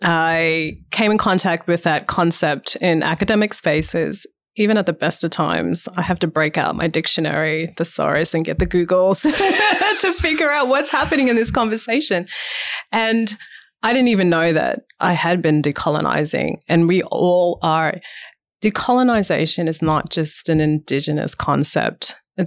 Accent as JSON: {"language": "English", "country": "United States", "tie": "born or raised there", "lives_now": "Australia", "said": "the representation that came with being an African-American woman and seeing those representations growing up in the States. That was awesome to see that, but then also too difficult to try and process that when you come back to Australia"}